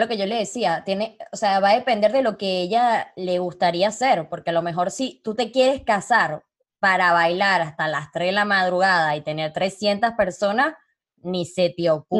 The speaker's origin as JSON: {"language": "Spanish", "country": "Venezuela", "also_born_or_lived": "Panama", "moved": "as an adult", "lives_now": "Uruguay", "said": "yo me fui de Venezuela hace seis, años."}